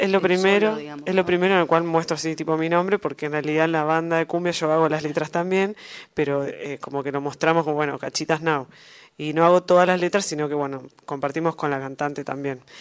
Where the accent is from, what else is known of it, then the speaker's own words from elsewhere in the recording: Berisso, Buenos Aires Province, Argentina; soy de Berizo, una ciudad al lado de La Plata, eh, sobre el río, es una ciudad costera.